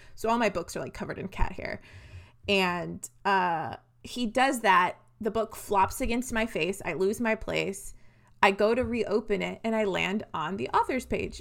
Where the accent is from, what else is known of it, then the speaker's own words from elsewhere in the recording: the South, United States; also born or lived in Nashville; we're from small towns, Renee and I. We're from the South